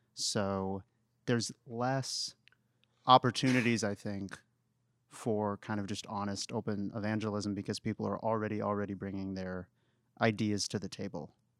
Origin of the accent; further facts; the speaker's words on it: Waco, Texas, United States; I'm actually from Waco